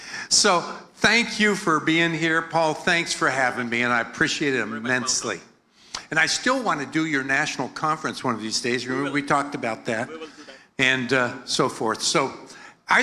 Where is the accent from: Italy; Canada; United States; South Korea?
United States; accent: American; my American accent